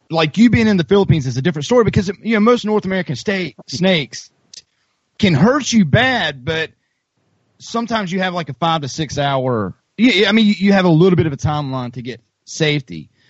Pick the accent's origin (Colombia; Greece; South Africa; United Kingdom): Colombia; you don't you don't get off the beaten path, even though we're from Colombia.